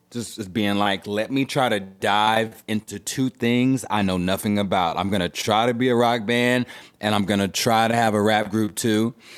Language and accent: English; Houston, Texas, United States; I grew up in Third Ward, Houston, Texas, and I feel very lucky to come from there